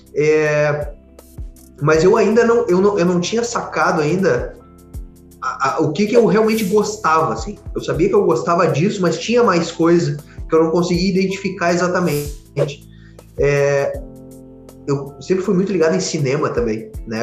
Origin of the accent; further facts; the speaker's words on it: Porto Alegre, Rio Grande do Sul, Brazil; eu sou aqui de Porto Alegre